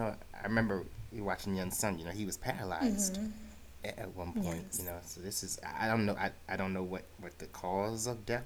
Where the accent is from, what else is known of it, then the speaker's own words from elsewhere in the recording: New York City, New York, United States; Growing up in New York City